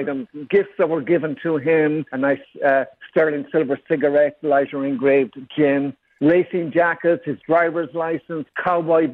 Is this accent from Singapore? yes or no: no; Ireland; moved away; growing up in Ireland, James Garner, Rockford Files, we watched it every week